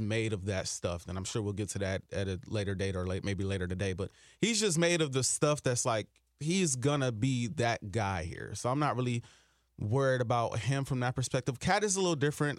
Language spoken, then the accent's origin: English; Milwaukee, Wisconsin, United States; moved away as an adult; now in Minnesota, United States; I grew up in Milwaukee, Wisconsin